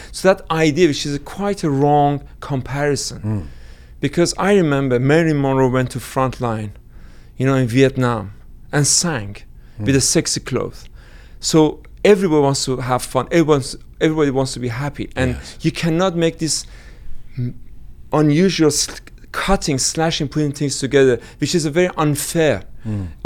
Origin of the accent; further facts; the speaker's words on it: Iran; now in London, United Kingdom; But but I should say British Iranian if I'm being interviewed and be hated by Iranians after that.